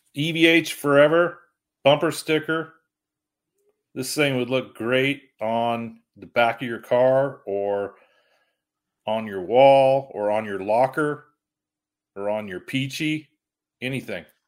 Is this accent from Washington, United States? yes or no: yes; Vancouver, Washington, United States; I was born in Vancouver, Washington, not Vancouver, Canada